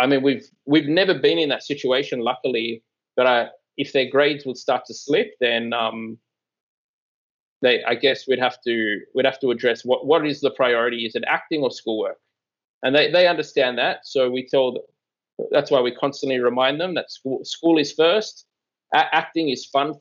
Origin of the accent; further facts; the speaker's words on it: Australia; moved away; I am from Australia